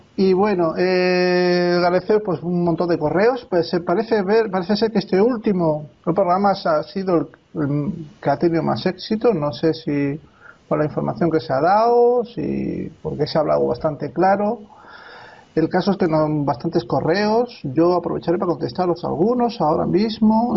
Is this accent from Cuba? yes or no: no; Spain; also born or lived in Alicante; Y yo soy español. Yo soy español y vivo aquí en España